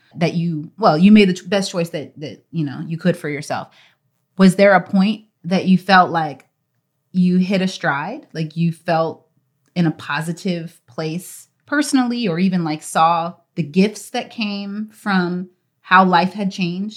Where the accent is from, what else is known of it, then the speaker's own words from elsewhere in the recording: Texas, United States; then she moved to Texas when she met my dad at Howard University, and they got married, and that is where I'm from